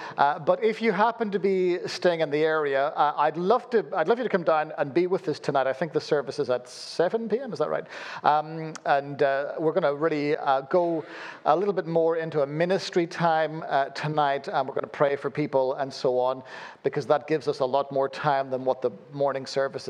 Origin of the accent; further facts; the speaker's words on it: Belfast, Northern Ireland, United Kingdom; born there; accent: weird; Forgive my weird accent. Born in Belfast, lived all over the place, so you end up with a weird accent like this when you live that kind of nomadic existence.